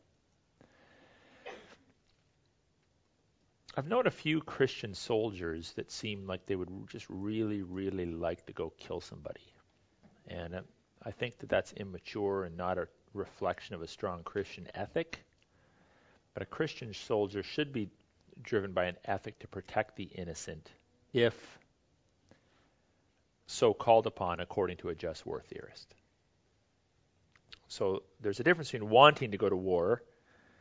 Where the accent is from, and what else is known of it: Canada